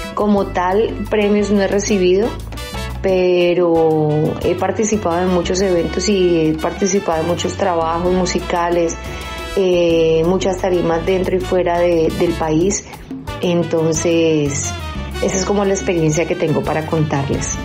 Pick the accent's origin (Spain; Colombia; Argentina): Colombia; Cali, Valle del Cauca; Soy de Cali, Colombia